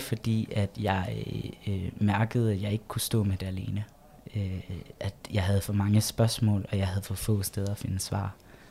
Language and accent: Danish; Egtved, Southern Denmark, Denmark; jeg vokset op i Jylland